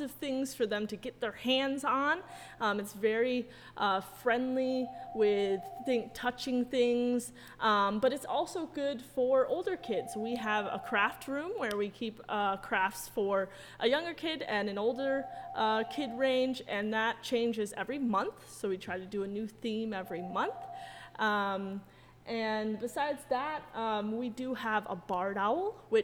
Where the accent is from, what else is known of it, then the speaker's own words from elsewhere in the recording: central New York, United States; I am a New York native. I come from central New York.